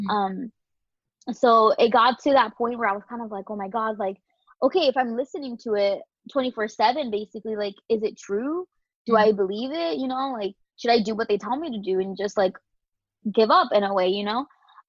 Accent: Queens, New York, United States; now in Orlando, United States; Like she mentioned, I'm from Queens, New York, but my mom's from Dominican Republic and my dad's from El Salvador. So proud Latina over here. Been in Orlando basically forever.

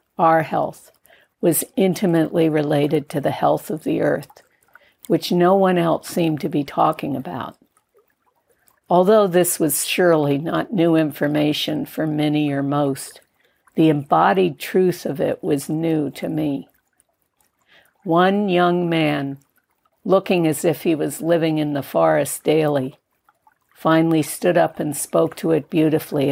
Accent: Connecticut, United States; moved away; also born or lived in New York City; born in a New York City hospital and growing up in Connecticut, I never landed there, grounded there, or felt that this was to be home

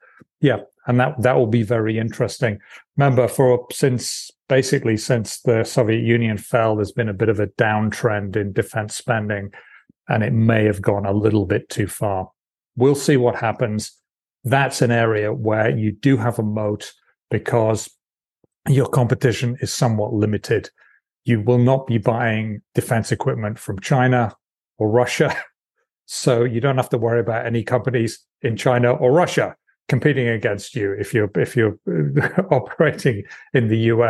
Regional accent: United Kingdom; being born British

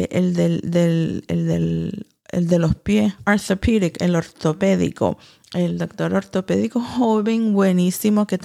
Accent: Nicaragua; Porque como todo nicaragüense tenemos que ser eh, fuertes y seguir trabajando

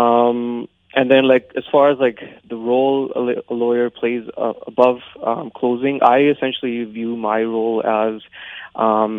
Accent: Abbotsford, British Columbia, Canada; also born or lived in Alberta; I was born and raised in Abbotsford, and I still live here

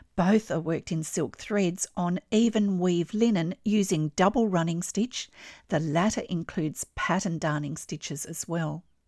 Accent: Australia; I'm an Australian textile artist

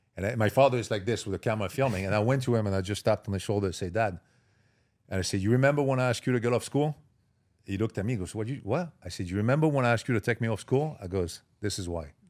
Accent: Marseille, Provence-Alpes-Côte d'Azur, France; English is a second language; moved away as an adult; also born or lived in Paris / Miami; I grew up in Marseille, south of France.

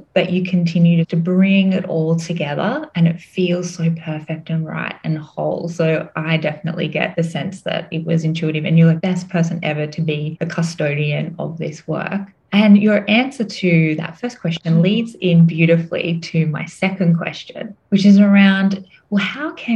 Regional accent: Australia; moved away as an adult; now in Singapore; I'm from Australia, but I do have Celtic lineage. And I've been in Asia for 8 years

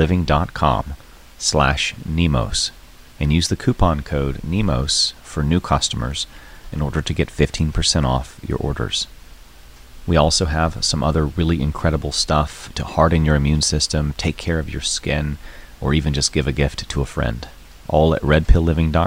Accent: North Carolina, United States; I'm from North Carolina

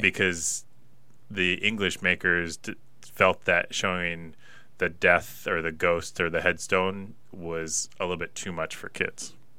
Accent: Pullman, Washington, United States; growing up in Pullman, small little town

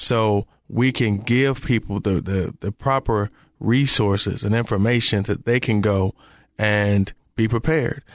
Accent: Detroit, Michigan, United States; also born or lived in Memphis; now in Charlotte, United States; Me growing up in Detroit

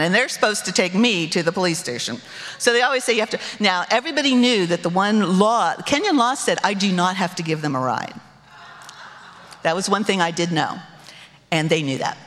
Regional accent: United States; My identity as American citizen was secure

